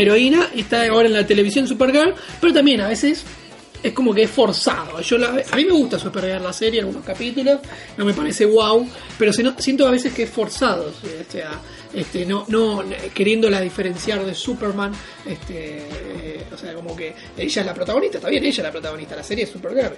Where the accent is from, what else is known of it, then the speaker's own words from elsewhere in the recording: Argentina; X-Men la seguía mucho en Telefe cuando era chiquito, Canal 11 acá en Argentina